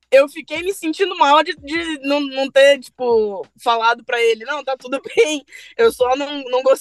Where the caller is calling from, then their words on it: Brasília, Federal District, Brazil; Eu sou de Brasília.